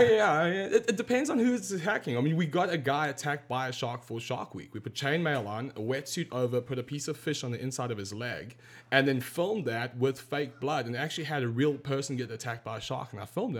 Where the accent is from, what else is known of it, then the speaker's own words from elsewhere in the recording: South Africa; I grew up in South Africa